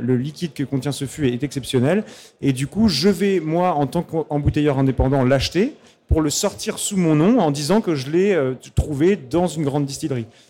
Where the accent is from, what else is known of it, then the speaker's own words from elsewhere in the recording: Pays de Caux, Normandy, France; je viens du pays de Caux